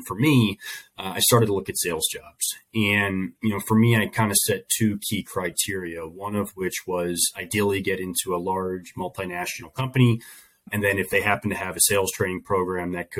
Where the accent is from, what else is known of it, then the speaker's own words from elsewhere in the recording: Delaware, United States; moved away as an adult; also born or lived in New York / Chicago; now in California, United States; I grew up in Delaware. I've lived most of my life in Delaware